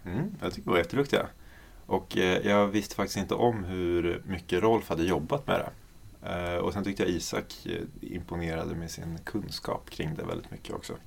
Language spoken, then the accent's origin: Swedish; Uppsala, Uppsala County, Sweden; moved away; Jag ska vara hemma i Uppsala och hänga med familjen